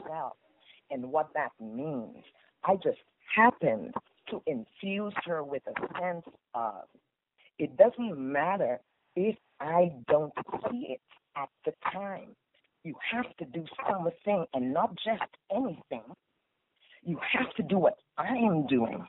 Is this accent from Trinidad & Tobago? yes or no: yes; Trinidad & Tobago; accent: Trini; moved away as an adult; also born or lived in Virginia, United States / Las Vegas, United States; now in United States; I was born and raised in Trinidad and Tobago, so I've just given you a little bit of my Trini accent. However, I've been living here in the United States for